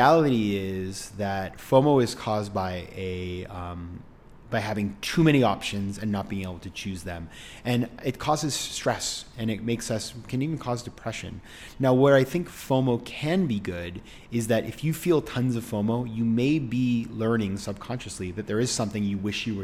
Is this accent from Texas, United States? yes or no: no; Maine, United States; moved away; in my homeland of Maine, my home state of Maine